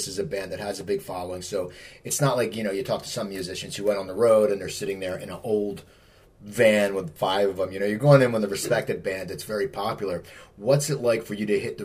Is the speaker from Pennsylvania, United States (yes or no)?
no; New Jersey, United States; moved away as an adult; also born or lived in Los Angeles, United States; I grew up back east, and when I lived in LA for all those years